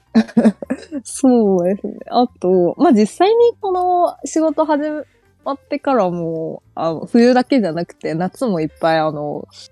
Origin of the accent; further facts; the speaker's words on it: China; Japanese is a second language; moved away as an adult; now in Japan; 中国出身